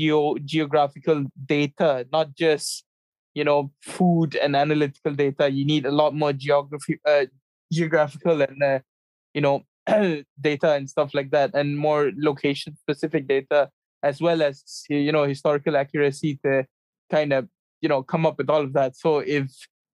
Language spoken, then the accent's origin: English; Malaysia; we come from Malaysia where we have so many different types of foods